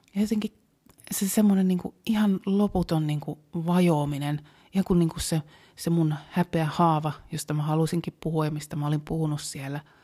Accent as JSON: {"language": "Finnish", "town": "Helsinki", "region": "Uusimaa", "country": "Finland", "said": "Mä oon helsinkiläinen"}